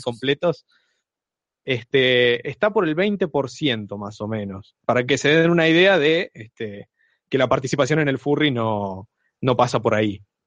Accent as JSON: {"language": "Spanish", "town": "Trelew", "region": "Chubut", "country": "Argentina", "said": "soy de Trelew, provincia de Chubut."}